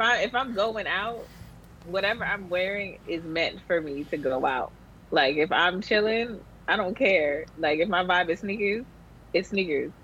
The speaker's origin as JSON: {"language": "English", "region": "Central Florida", "country": "United States", "tie": "born or raised there", "also_born_or_lived": "Long Island, New York"}